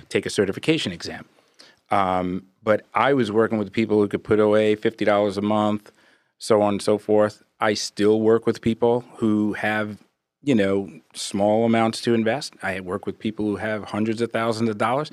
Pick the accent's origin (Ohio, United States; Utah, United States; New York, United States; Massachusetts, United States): New York, United States; Brooklyn; also born or lived in Brentwood, Long Island, New York; grew up, born and raised in Brooklyn, moved out to Long Island in early eighties, went to high school in Brentwood.